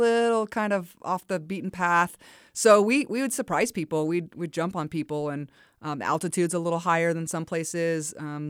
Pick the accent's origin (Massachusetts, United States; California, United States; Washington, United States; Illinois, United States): California, United States; moved away as an adult; also born or lived in Logan, Utah; we're from California.